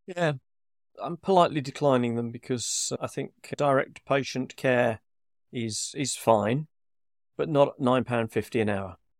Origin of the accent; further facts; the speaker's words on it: United Kingdom; we're being so British here